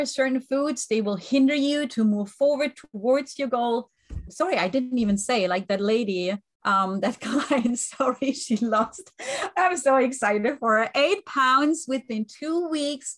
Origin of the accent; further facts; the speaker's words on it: Germany; English is a second language; moved away; I was raised and born in Germany, but I have an Italian family